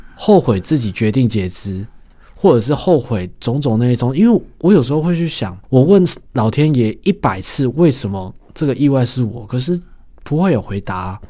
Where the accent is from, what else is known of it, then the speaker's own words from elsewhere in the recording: Taiwan; 我们台湾人